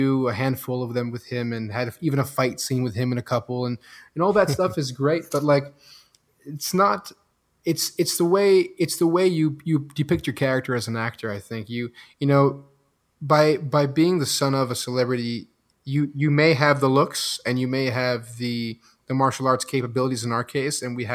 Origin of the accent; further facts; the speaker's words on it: Belgium; first language French; English is a second language; moved away; also born or lived in Los Angeles, United States; I was born in LA and I was raised in Belgium